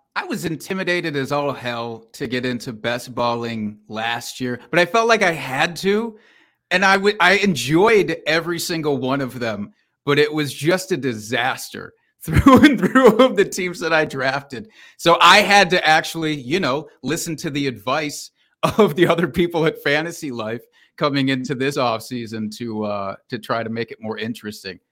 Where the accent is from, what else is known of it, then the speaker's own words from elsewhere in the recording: Iowa, United States; now in Wisconsin, United States; I am from Iowa